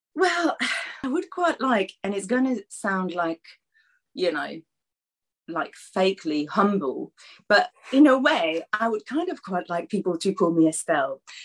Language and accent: English; Paris, Île-de-France, France; now in Ramsgate, United Kingdom; I think Paris is still my hometown